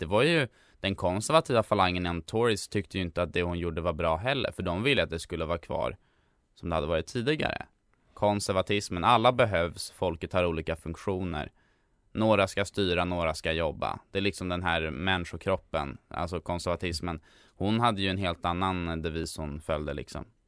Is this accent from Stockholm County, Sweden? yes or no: yes; Stockholm, Stockholm County, Sweden; för han skildrar en del av stan som jag är uppvuxen i. Jag bodde när jag var liten på Hjorthagen